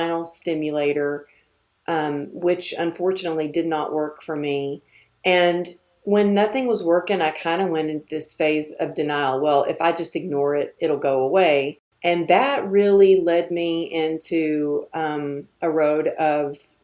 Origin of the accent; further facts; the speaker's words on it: Texas, United States; I'm from Texas